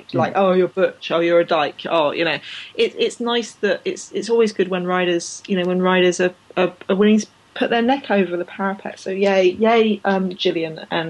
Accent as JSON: {"language": "English", "country": "Canada", "said": "And especially as a Canadian, I mean, like, you know, the Winter Games in our countries aren't a big deal, really, are they?"}